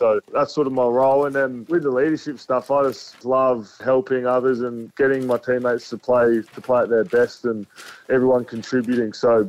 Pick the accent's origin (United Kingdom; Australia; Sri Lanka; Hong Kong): Australia; Williamstown, South Australia; I'm a Williamstown boy, I played for Barossa Districts Footy Club growing up.